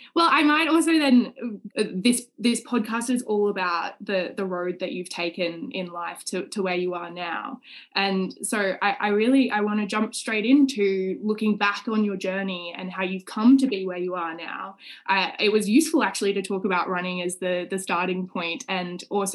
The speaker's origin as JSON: {"language": "English", "country": "Australia", "also_born_or_lived": "Singapore", "moved": "as an adult", "lives_now": "Oxford, United Kingdom", "said": "I'm an Australian Rhodes Scholar in my second year at Oxford."}